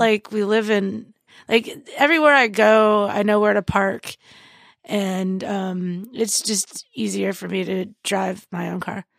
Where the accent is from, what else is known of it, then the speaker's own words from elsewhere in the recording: Indiana, United States; moved away; also born or lived in New Orleans; I grew up in Indiana